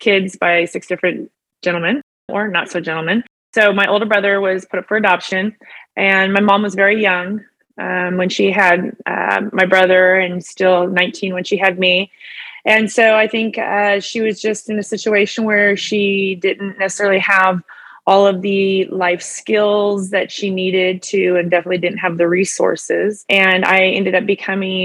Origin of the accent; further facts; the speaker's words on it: Chico, California, United States; moved away as an adult; also born or lived in Sacramento, California / Phoenix, Arizona; now in Roseville, United States; I'm from Chico, California